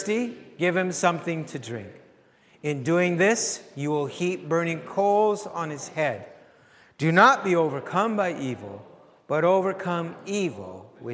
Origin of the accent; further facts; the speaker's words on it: Canada; Before I am French, Ukrainian, I am in Christ. Before I'm a Canadian, I'm in Christ